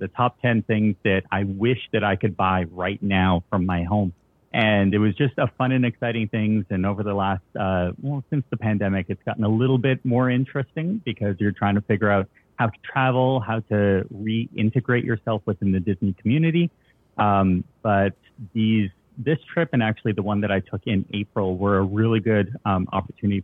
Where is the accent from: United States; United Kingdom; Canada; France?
Canada; Toronto, Ontario; I'm from Toronto.